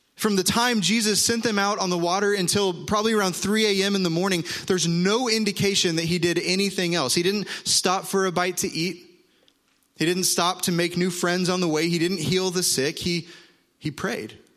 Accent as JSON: {"language": "English", "region": "Oklahoma", "country": "United States", "moved": "yes", "said": "I'm from Oklahoma"}